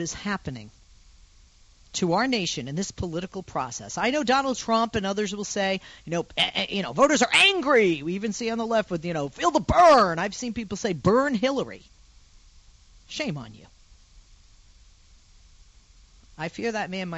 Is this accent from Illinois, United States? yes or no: no; Massachusetts, United States; I grew up in Massachusetts